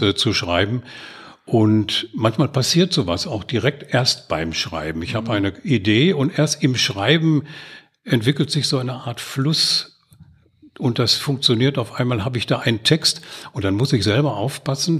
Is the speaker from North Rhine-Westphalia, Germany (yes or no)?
yes; Gelsenkirchen, North Rhine-Westphalia, Germany; now in Oberhausen, Germany; Ich bin in Gelsenkirchen-Erle im Schatten der Zeche Graf Bismarck groß geworden